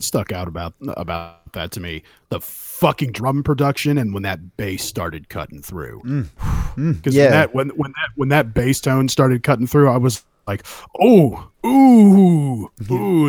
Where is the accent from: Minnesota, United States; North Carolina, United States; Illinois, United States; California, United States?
California, United States; I grew up in California